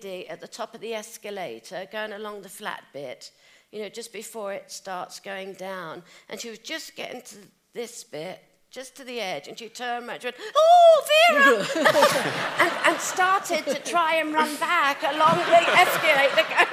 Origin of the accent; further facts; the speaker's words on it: South of England, United Kingdom; I am from the South